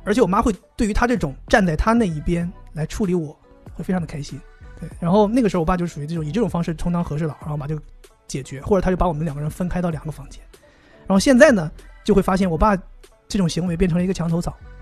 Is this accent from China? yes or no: yes; Northeast China, China; 我是东北人啊